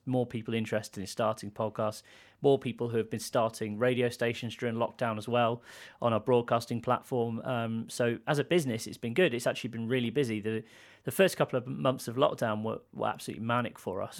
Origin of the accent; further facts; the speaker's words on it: United Kingdom; I grew up near London